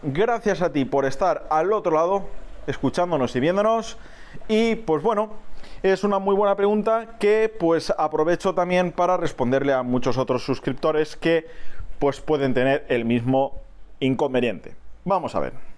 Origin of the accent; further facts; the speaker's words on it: Spain; donde yo resido, en mi país